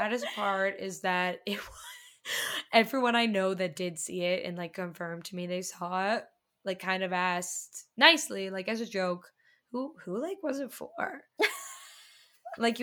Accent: Boston, Massachusetts, United States; I'm from Boston

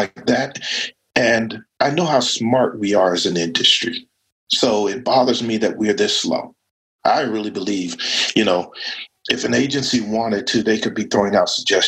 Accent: United States; I was born black in America.

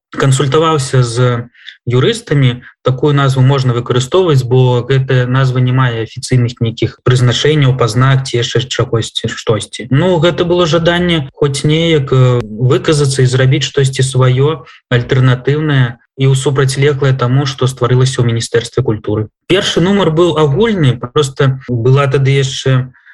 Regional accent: Belarus; я беларускі пісьменнік

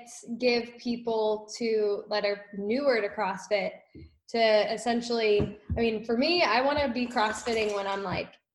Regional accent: Pittsburgh, Pennsylvania, United States; moved away; I grew up in Pittsburgh

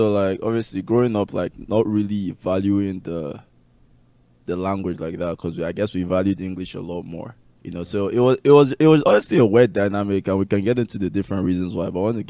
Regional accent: Port Harcourt, Rivers State, Nigeria; moved away; I grew up in Port Harcourt, you know, and they were speaking Igbo to me as a baby. And then after a while, they saw that I was getting confused, you know, my Igbo and English were just like very, very wonky. So they got scared and then they stopped speaking Igbo to me.

